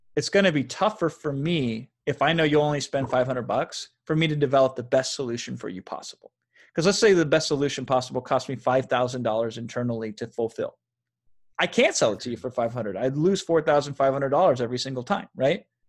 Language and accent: English; Iowa, United States; now in Los Angeles, United States; I grew up in Iowa, in a small town in Iowa